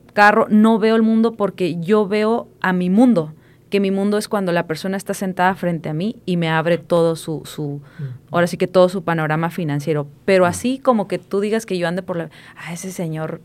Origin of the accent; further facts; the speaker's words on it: Puebla, Mexico; moved away; yo soy de Puebla, de un, de un pueblito de 30 mil mm. personas